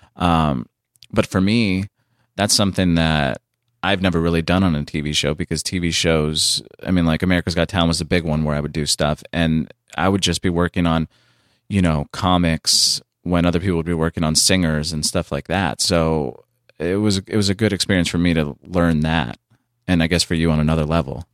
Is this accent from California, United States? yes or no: yes; San Diego, California, United States; moved away as an adult; now in Los Angeles, United States; I came up here from San Diego at twenty-one